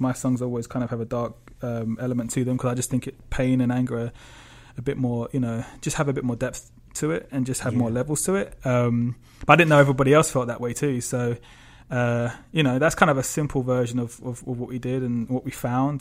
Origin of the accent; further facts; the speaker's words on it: London, United Kingdom; I grew up in obviously in London